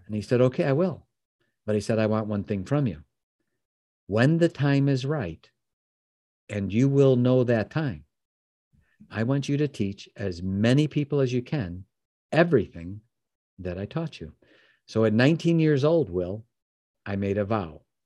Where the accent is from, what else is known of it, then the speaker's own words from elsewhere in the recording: Chicago, Illinois, United States; now in Michigan, United States; I live in Michigan now, but I'm born and raised in the Chicagoland area